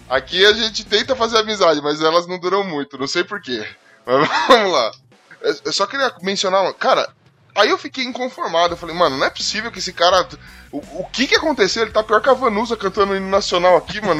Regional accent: São Paulo, Brazil; eu sou de São Paulo, mais precisamente da Zona Leste

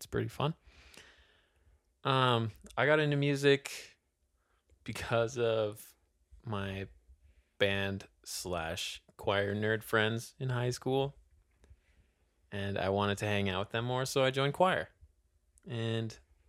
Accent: Sacramento, California, United States; born there; also born or lived in Minnesota; Northern Mexico. Born in Sacramento. Lived in Minnesota for a long time. Lived in California for a long time.

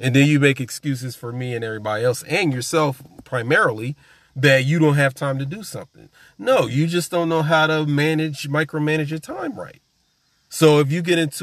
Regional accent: New Jersey, United States; I'm from Jersey

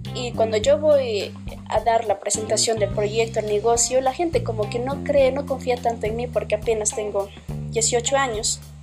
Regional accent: Peru; soy de Perú

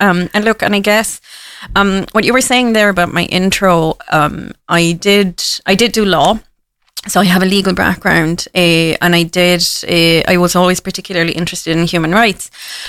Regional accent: Cork, Munster, Ireland; I am from Cork. So if anyone asks me, I'm from Cork. And Cork people, we are born wherever we want. You know, it was an accidental birth. So I do consider myself a daughter of the city.

